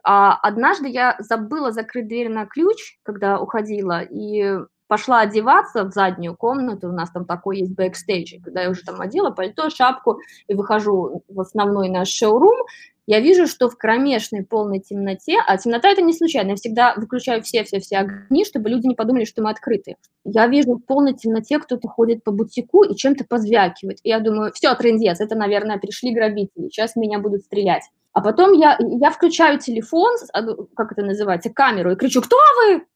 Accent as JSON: {"language": "Russian", "country": "Belarus", "moved": "yes", "lives_now": "New York, United States", "said": "я из Беларуси"}